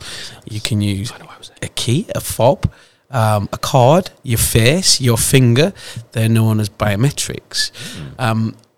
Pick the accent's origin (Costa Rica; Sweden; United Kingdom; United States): United Kingdom; the north of England; I'm obviously from up north, and I love it where I live.